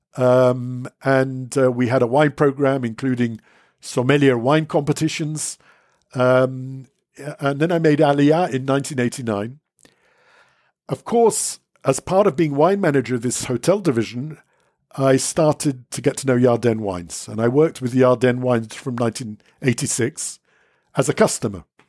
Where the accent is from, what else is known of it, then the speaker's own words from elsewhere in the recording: London, United Kingdom; now in Israel; born in London, brought up in England